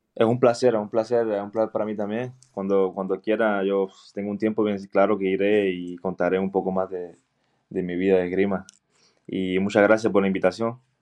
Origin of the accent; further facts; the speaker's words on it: Cienfuegos, Cuba; now in Belgium; Y empecé en Cienfuegos, yo soy de Cienfuegos.